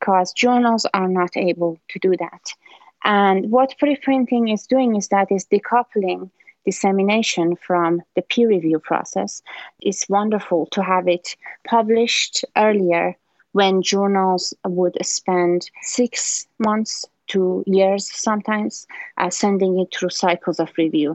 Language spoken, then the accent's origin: English; Iran; now in Maryland, United States; I'm originally from Iran